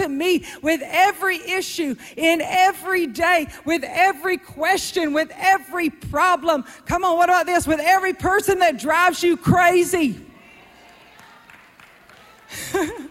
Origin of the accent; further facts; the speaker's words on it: South Georgia, United States; I'm from South Georgia